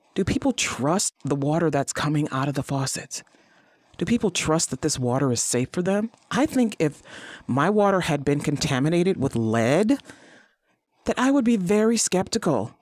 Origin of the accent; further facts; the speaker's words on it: East Cleveland, Ohio, United States; I grew up in East Cleveland